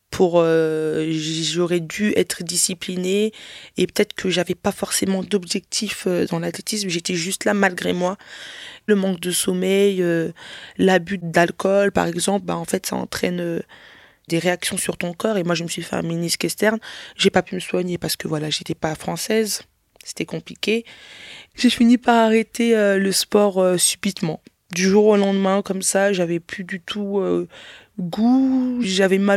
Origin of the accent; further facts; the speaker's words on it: DR Congo; Mais euh, après, moi, je suis congolaise. La musique congolaise est très réputée dans le monde entier